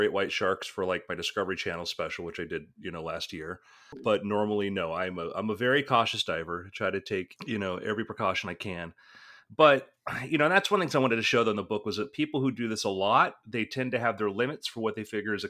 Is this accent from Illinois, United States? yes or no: no; South Florida, United States; I grew up in South Florida scuba diving